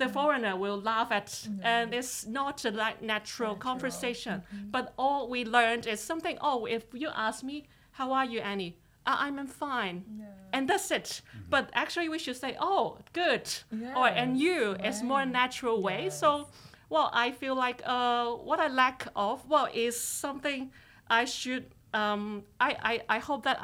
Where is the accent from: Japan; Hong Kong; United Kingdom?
Hong Kong; English is a second language; now in Toronto, Canada; I was born in Hong Kong